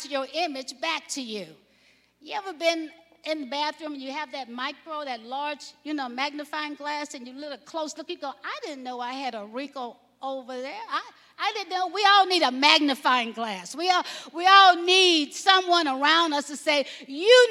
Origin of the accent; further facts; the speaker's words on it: Alabama, United States; I grew up in Alabama.